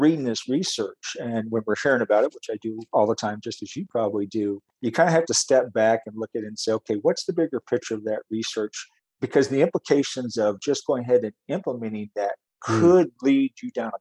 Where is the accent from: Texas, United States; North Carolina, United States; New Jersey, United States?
Texas, United States; also born or lived in upstate New York; now in Wisconsin, United States; I grew up in Texas and met my wife, ironically, in upstate New York, and followed her back to Wisconsin.